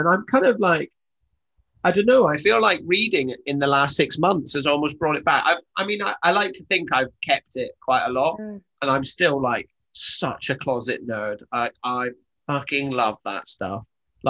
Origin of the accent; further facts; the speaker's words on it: the Highlands of Scotland, United Kingdom; I grew up in the Highlands of Scotland